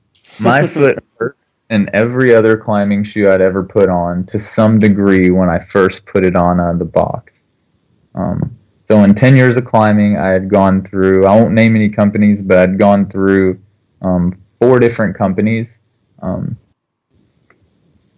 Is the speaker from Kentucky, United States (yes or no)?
yes; Kentucky, United States; moved away as an adult; also born or lived in Korea; now in North Carolina, United States; I'm from Kentucky, but I moved to North Carolina because my wife is finishing her PhD